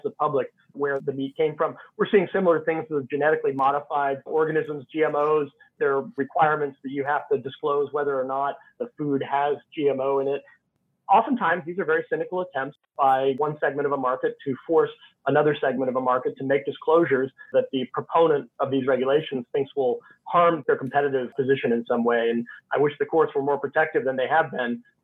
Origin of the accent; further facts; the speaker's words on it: Texas, United States; now in Washington, D.C., United States; my home state of Texas